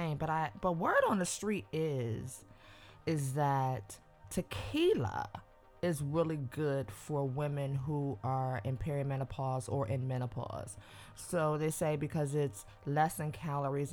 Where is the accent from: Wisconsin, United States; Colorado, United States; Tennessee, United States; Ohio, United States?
Ohio, United States; Cleveland; also born or lived in New York / New Jersey / Atlanta, Georgia; now in Los Angeles, United States; I'm from Cleveland, Ohio